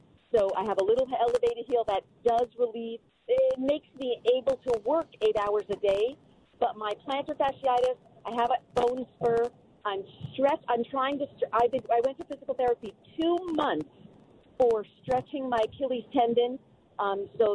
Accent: New Jersey, United States; moved away; I'm from New Jersey, and my father was a chef.

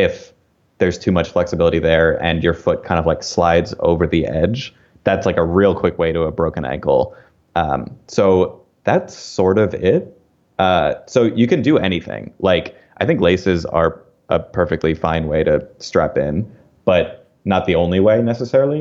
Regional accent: outside of Philadelphia, Pennsylvania, United States; I grew up outside of Philadelphia

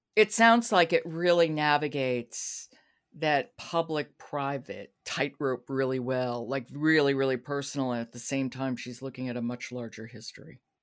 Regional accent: New York, United States; as a New Yorker

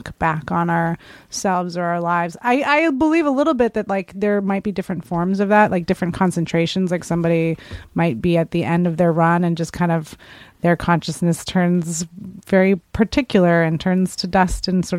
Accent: San Francisco, California, United States; moved away; Some kids I grew up with in San Francisco

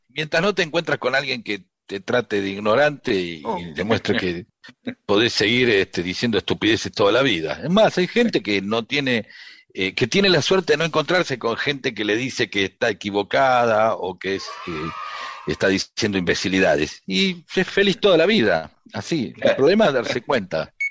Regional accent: Ciudad Evita, Buenos Aires Province, Argentina; also born or lived in Merlo; Soy de Merlo, pero me crié en la Ciudad Evita, eh, a manzanas de Cátulo Castillo, y tengo toda la mitología que rodeó su vida.

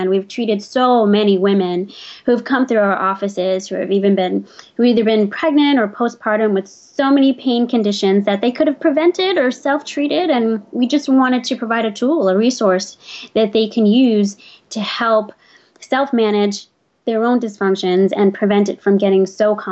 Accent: New York City, New York, United States; also born or lived in Trinidad / Staten Island; I grew up in Brooklyn, and actually my family's from Trinidad

